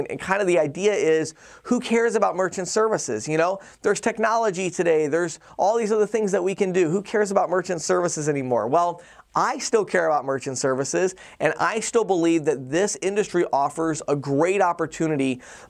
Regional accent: Chicago, Illinois, United States; now in Pennsylvania, United States; You know, I came from the Chicago area, and it was pretty unusual to walk into a business where they did not accept cards. And here I am in rural Pennsylvania in a little barber shop

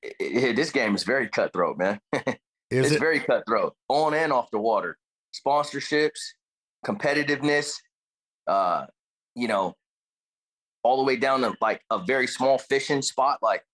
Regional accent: Richmond, California, United States; also born or lived in Suisun City, California; I was born and raised in Richmond and then later moved to to kind of like Northeast Bay Area to a small town called Sassoon, which is Fairfield, Sassoon. They're like one and the same. I grew up there

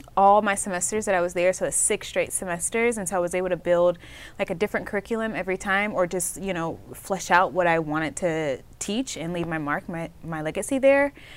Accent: Atlanta, Georgia, United States; I am from Atlanta, Georgia.

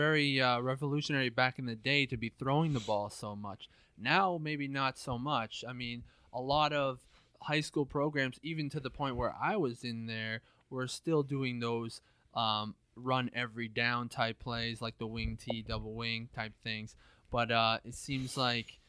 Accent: Northbridge, Massachusetts, United States; born or raised there

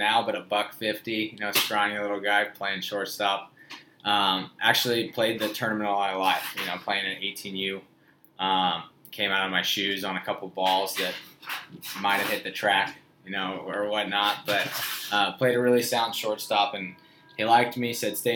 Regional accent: Winters, California, United States; moved away as an adult; now in San Diego, United States; born and raised in Winters, California, a super small town outside of Davis, from Northern California

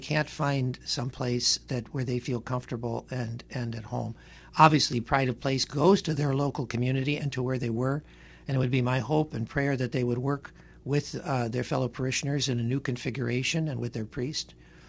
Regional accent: Detroit, Michigan, United States; You know, the parish I grew up in Detroit was a very flourishing place with a huge school and everything and a beautiful church.

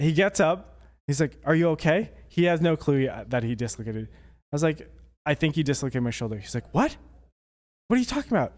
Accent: Toms River, New Jersey, United States; he's from my hometown.

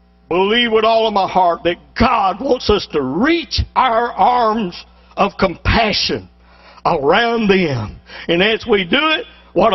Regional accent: Tallahassee, Florida, United States; moved away; also born or lived in South Georgia; I'm originally from South Georgia. Been gone a long time. I grew up in Tallahassee.

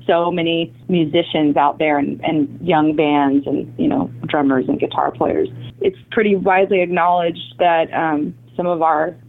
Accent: San Diego, California, United States; also born or lived in Budapest, Hungary / Los Angeles, United States; I grew up in San Diego. I came to the United States from Budapest, Eastern Europe, when I was about 3 years old, and grew up in San Diego

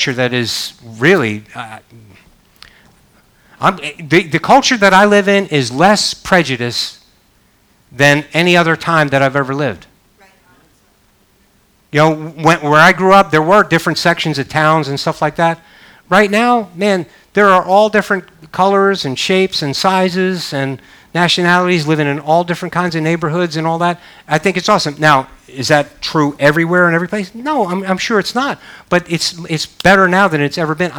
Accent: Northeast, United States; also born or lived in the South; now in Southern United States; I grew up in the Northeast and moved to the South.

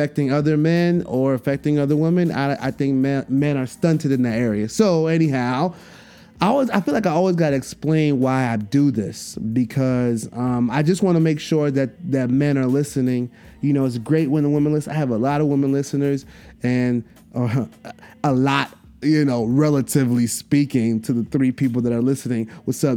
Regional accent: New York City, New York, United States; in Brooklyn at the Barclay. And I feel like I have to be there. You know what I'm saying? In my hometown

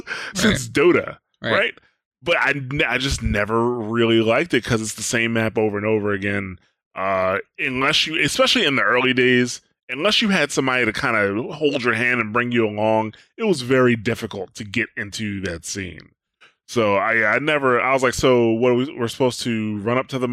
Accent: United States; I'm an American

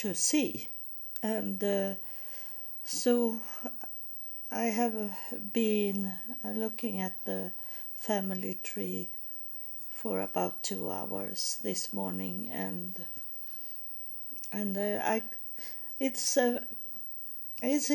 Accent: Sweden; I am born into the Lutheran Church because I was born in Sweden

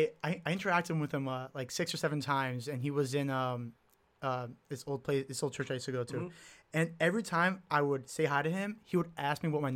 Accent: Newark, New Jersey, United States; also born or lived in Livingston; I grew up in Newark, and it wasn't too good of an area.

